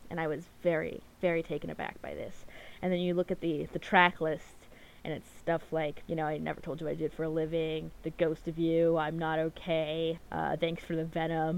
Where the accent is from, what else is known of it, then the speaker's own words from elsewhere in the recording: Anchorage, Alaska, United States; moved away; I grew up in Anchorage, and that is the biggest city in Alaska. It's, like, a pretty good-sized city. It's, like, 300,000. There's a ton of people there. But the problem is, the city is very spread out. It's very large, like, miles-wise.